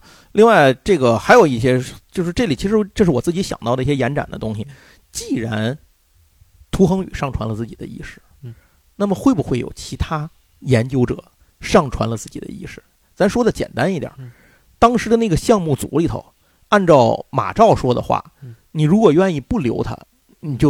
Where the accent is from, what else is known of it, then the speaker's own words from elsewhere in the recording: China; 我中国人掏钱拍